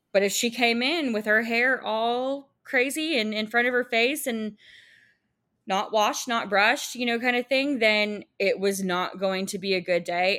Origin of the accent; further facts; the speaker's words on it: Texas, United States; I'm from Texas